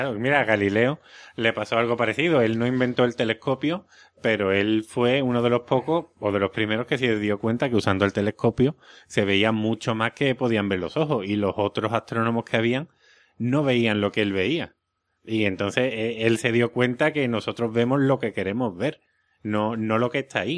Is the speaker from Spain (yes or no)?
yes; Seville, Andalusia, Spain; accent: Sevillian; mi acento sevillano